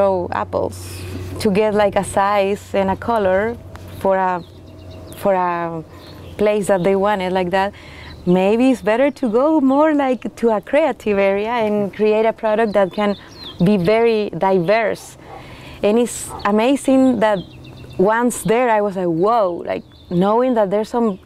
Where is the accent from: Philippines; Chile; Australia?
Chile; English is a second language; moved away as an adult; also born or lived in France / New Zealand; now in Oregon, United States; I'm from Chile too